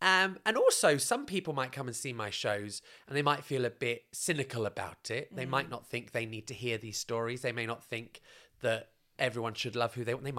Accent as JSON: {"language": "English", "country": "United Kingdom", "said": "first of all, to work in Canada as a British person is quite easy."}